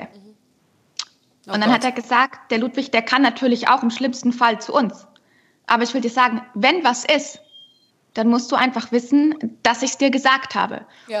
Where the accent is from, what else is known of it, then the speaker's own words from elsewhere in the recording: Unterschleißheim, Bavaria, Germany; Ich bin ja auch gebürtige Bayerin